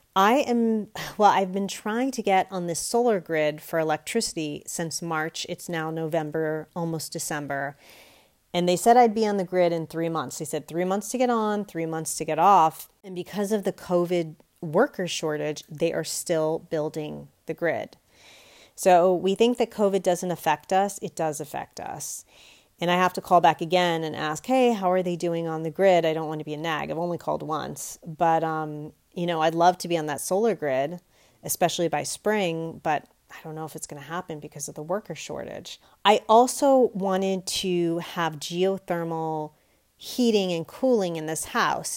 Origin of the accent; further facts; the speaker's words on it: United States; I can only speak as an American